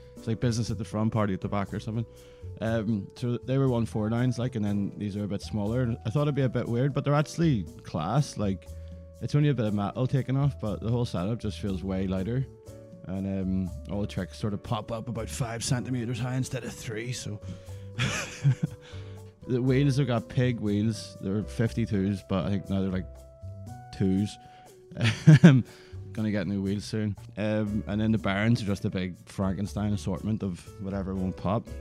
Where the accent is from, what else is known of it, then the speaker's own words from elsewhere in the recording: Belfast, Northern Ireland, United Kingdom; I'm from Belfast and currently live in Belfast.